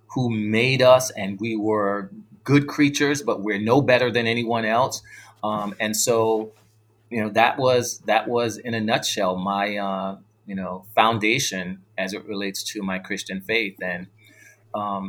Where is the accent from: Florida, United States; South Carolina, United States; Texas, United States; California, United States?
South Carolina, United States; born or raised there; also born or lived in New York City, New York, United States